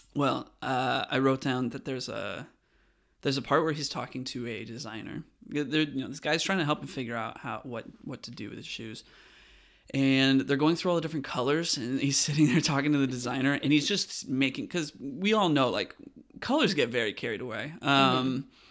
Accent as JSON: {"language": "English", "region": "West Coast", "country": "United States", "said": "I'm from the West Coast"}